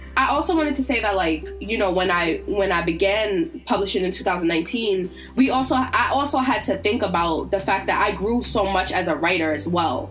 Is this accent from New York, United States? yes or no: no; Virginia, United States; I grew up in Virginia